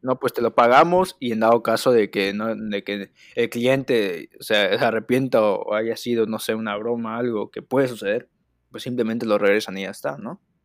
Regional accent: Mexico; como buenos mexicanos que somos.

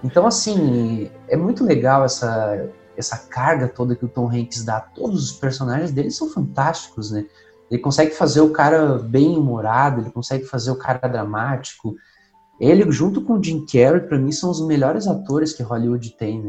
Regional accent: São Leopoldo, Rio Grande do Sul, Brazil; sou aqui da cidade de São Leopoldo, Rio Grande do Sul

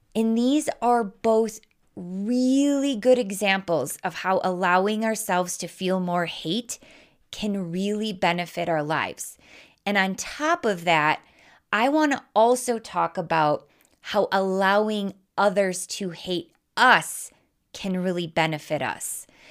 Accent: Wisconsin, United States; accent: Midwest; I was raised in Wisconsin, if you can, if you can't tell by my accent

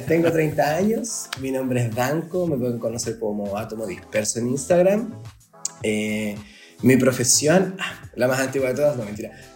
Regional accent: Vallenar, Atacama, Chile; also born or lived in Santiago, Chile / La Serena, Chile; now in Talca, Chile; Vengo de Vallenar, una ciudad que está antes de Serena

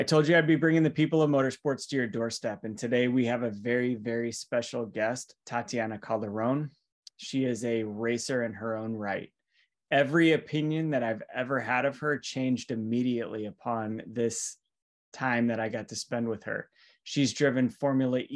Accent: United States; we're all from the US

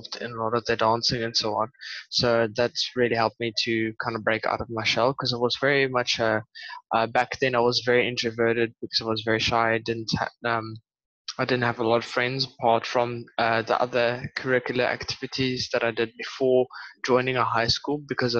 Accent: Port Elizabeth, Eastern Cape, South Africa; now in Western Cape, South Africa; I grew up in Port Elizabeth and moved to a small city here in the Western Cape

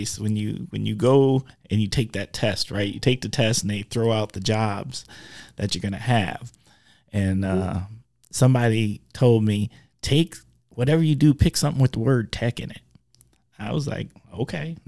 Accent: Milwaukee, Wisconsin, United States; I'm from the mill

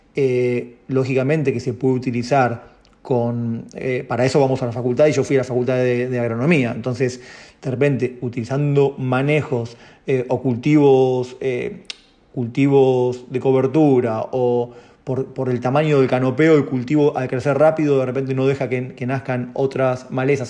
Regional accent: Argentina; somos en Argentina, no sé, 40 millones de personas

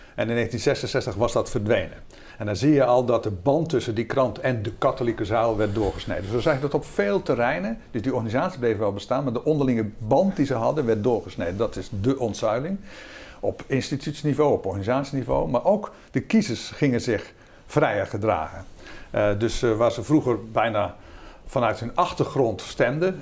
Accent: Zeeland, Netherlands; moved away; ik kom zelf oorspronkelijk uit Zeeland

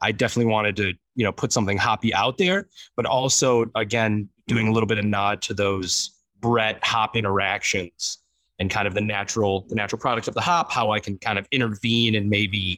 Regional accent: Detroit, Michigan, United States; moved away as an adult; now in Chicago, United States; I was born and raised in Metro Detroit

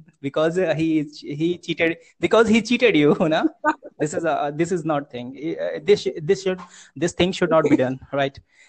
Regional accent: Uttar Pradesh, India; I'm from UP district, UP state, Uttar Pradesh.

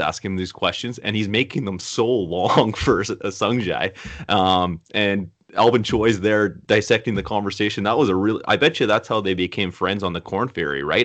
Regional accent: Canada; we're from Canada

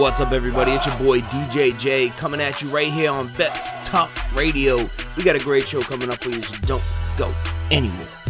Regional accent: Massachusetts, United States; I'm from Massachusetts

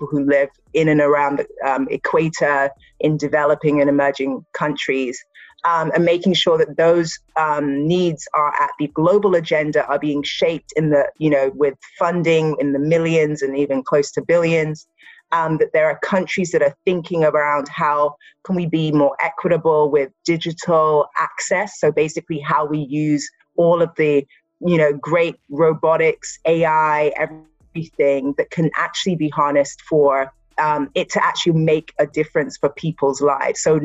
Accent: Nigeria; I am Nigerian

